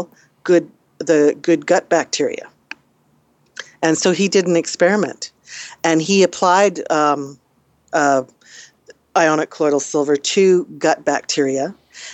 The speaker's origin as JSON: {"language": "English", "country": "Canada", "said": "we're Canadian"}